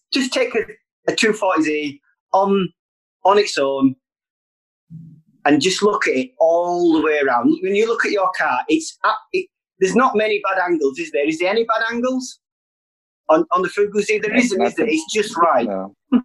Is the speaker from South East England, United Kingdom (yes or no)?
no; Bradford, Yorkshire and the Humber, United Kingdom; it's my hometown